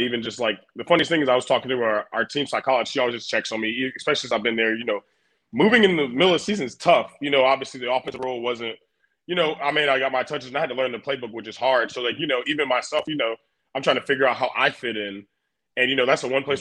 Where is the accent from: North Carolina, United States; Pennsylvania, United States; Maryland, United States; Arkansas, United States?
North Carolina, United States; Garner; moved away as an adult; now in Buffalo, United States; I'm from Garner, North Carolina.